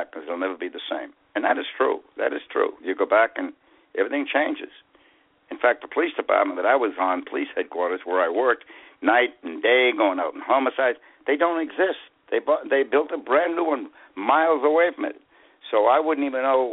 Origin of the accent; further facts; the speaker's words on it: Boston, Massachusetts, United States; accent: Boston; moved away as an adult; now in Florida, United States; my Boston accent with the R's on the end